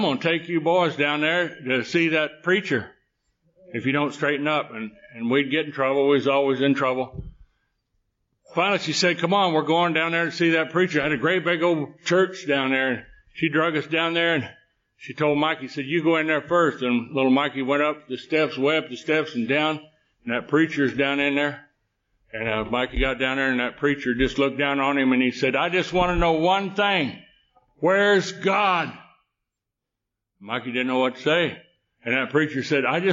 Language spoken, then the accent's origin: English; Texas, United States; I was born in Texas